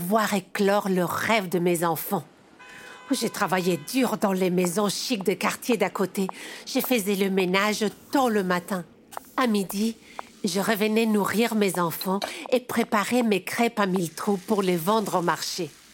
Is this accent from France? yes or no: no; eastern Morocco, Morocco; Je suis marocaine et j'ai 45 ans aujourd'hui